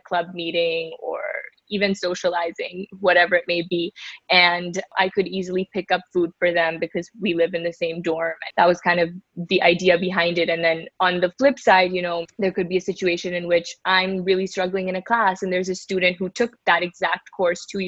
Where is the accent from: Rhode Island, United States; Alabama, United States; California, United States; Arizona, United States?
California, United States; Bay Area; moved away as an adult; also born or lived in New York; I grew up in the Bay Area, about 30 minutes outside of San Francisco. Lived here my whole life